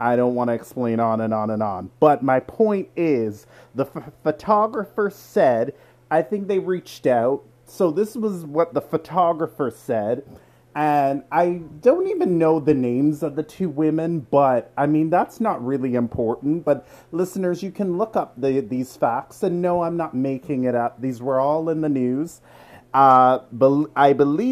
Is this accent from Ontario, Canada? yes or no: yes; Toronto, Ontario, Canada; I'm from Toronto